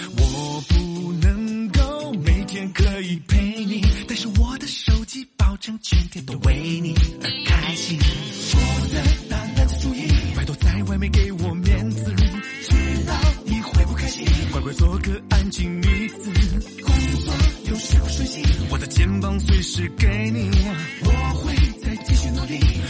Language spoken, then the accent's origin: Chinese; China; 好吧，我是个中国人。